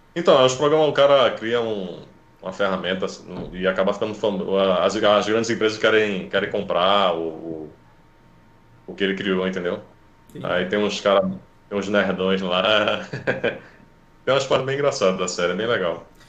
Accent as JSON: {"language": "Portuguese", "town": "Recife", "region": "Pernambuco", "country": "Brazil", "said": "eu sou de, de Recife"}